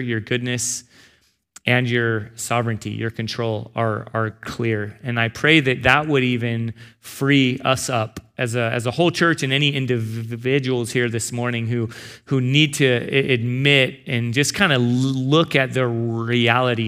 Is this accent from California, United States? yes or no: yes; San Diego, California, United States; moved away; also born or lived in Arizona; I grew up in San Diego and then Arizona